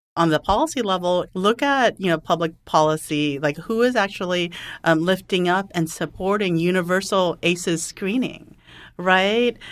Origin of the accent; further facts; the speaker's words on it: California, United States; I'm a Californian